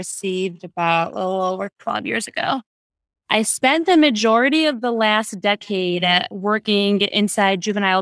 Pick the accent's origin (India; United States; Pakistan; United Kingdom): United States; Detroit, Michigan; I grew up in Detroit.